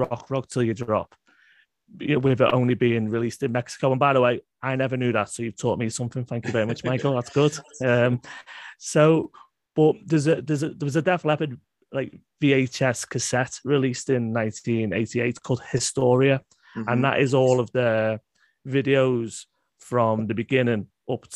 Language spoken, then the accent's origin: English; United Kingdom; I'm British.